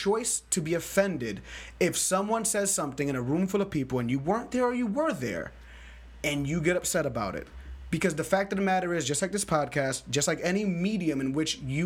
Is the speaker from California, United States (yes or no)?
no; New York City, New York, United States; I'm from the Bronx.